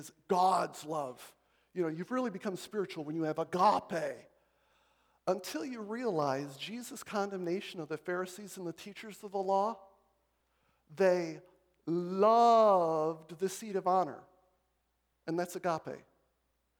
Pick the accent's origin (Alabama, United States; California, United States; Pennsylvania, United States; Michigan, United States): Michigan, United States; Marshall; I grew up in Marshall, Michigan